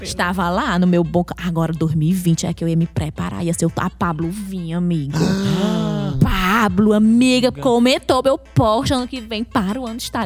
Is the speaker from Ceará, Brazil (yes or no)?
yes; Maranguape, Ceará, Brazil; eu sou do Maranguape, imediatamente as pessoas já associam. Ah, é a terra do Chico Anísio